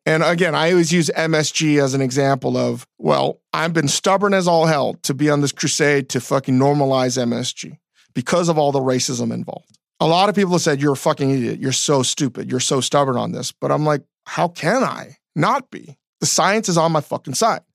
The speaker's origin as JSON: {"language": "English", "area": "DC area", "region": "Northern Virginia", "country": "United States", "tie": "born or raised there", "said": "growing up in Northern Virginia, D C area"}